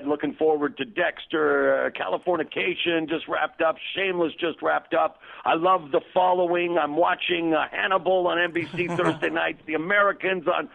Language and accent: English; Canada; moved away as an adult; also born or lived in Toronto; now in Los Angeles, United States; my home country, Canada